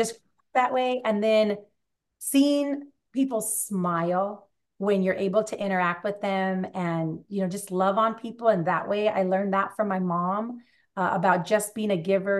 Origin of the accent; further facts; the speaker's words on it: California, United States; I was born out here in, in California